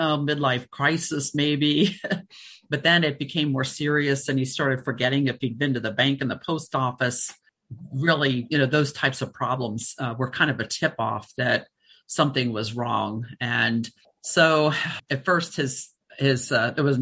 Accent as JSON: {"language": "English", "town": "Cincinnati", "region": "Ohio", "country": "United States", "tie": "born or raised there", "also_born_or_lived": "Florida", "moved": "yes", "said": "I grew up in Cincinnati"}